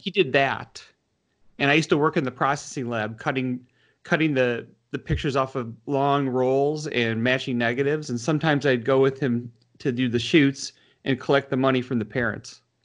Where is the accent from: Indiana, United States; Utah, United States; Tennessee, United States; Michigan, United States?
Michigan, United States; Detroit; now in Washington, D.C., United States; I grew up in Michigan. Um, in the northwest suburbs of Detroit